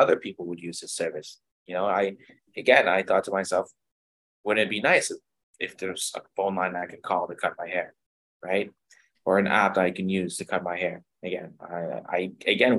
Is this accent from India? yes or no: no; Ottawa, Ontario, Canada; moved away as an adult; now in Kingston, Canada; I'm from Ottawa, Ontario